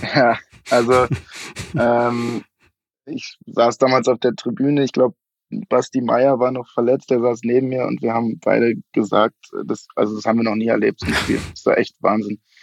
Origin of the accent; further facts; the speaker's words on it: Munich, Bavaria, Germany; also born or lived in Vienna; Ich bin in München geboren, ähm, habe dann in Wien studiert, äh, bin nach dem Studium aber wieder nach München zurückgekehrt